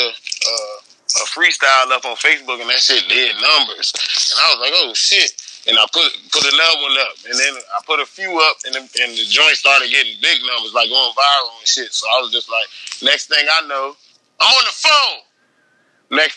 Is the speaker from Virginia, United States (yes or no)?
yes; Northern Virginia, United States; I'm from Virginia. Uh, I'm from like 20 minutes outside of DC and shit, Northern Virginia.